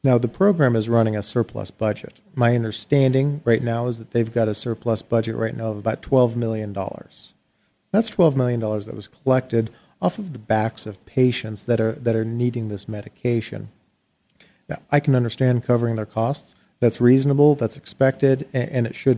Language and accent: English; Arizona, United States; here in my home state